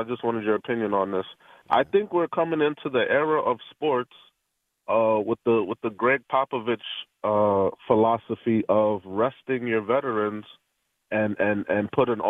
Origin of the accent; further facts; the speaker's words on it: New York City, New York, United States; now in Rochester, United States; I'm from New York City originally